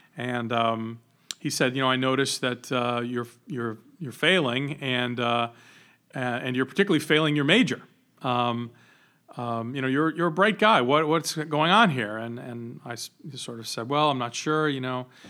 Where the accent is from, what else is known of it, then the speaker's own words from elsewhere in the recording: Johnston, Rhode Island, United States; We grew up in Johnston